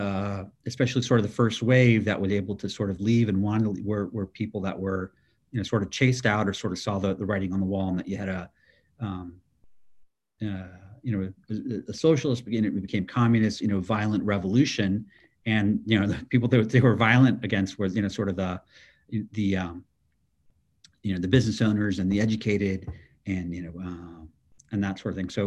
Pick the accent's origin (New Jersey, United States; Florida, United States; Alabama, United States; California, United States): Florida, United States; Miami; I'm born and raised in Miami, Florida. I still live here, so I'm a local kid.